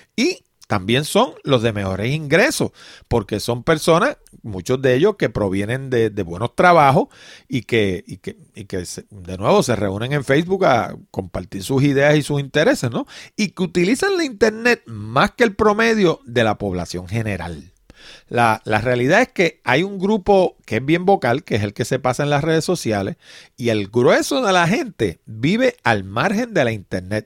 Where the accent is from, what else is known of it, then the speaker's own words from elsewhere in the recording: Puerto Rico; en Puerto Rico, en particular, hablo de mi país